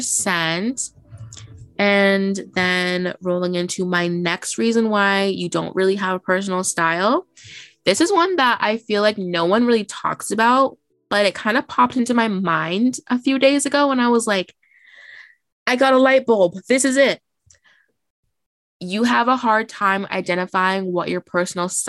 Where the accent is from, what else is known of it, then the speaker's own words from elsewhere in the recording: Boston, Massachusetts, United States; we grew up in Boston or like the greater Boston area